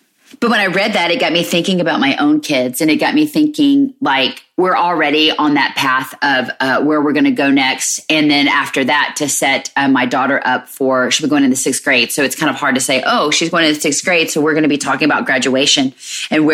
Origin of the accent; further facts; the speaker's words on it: Alabama, United States; moved away as an adult; we're originally from Alabama because that's where their dad and I grew up.